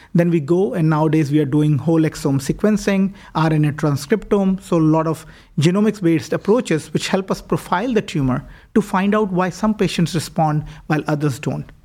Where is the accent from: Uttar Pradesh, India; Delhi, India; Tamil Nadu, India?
Delhi, India; New Delhi; moved away as an adult; also born or lived in Toronto, Canada; now in Cleveland, United States; I was born and raised in India. Uh, w, did most of my high school education as well as my medical school in New Delhi